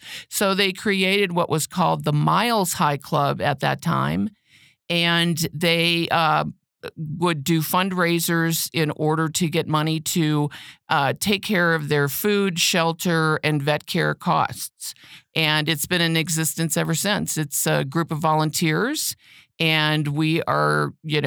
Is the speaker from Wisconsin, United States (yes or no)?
yes; Wisconsin, United States; moved away as an adult; also born or lived in Texas; now in Cripple Creek, United States; I was born and raised in Wisconsin